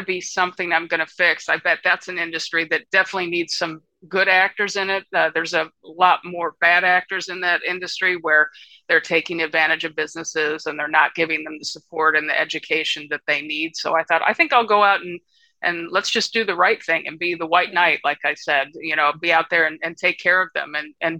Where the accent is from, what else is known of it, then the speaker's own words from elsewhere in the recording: Birmingham, Michigan, United States; moved away as an adult; also born or lived in Midwest / Boston, Massachusetts; now in San Luis Obispo, United States; I grew up in Birmingham, Michigan